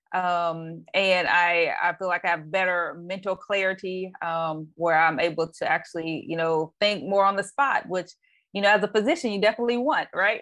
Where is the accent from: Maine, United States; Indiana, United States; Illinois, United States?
Indiana, United States; Anderson; now in Bay Area, United States; I am actually originally from um, a city called Anderson, Indiana. Uh, currently, I live in the Bay Area of California.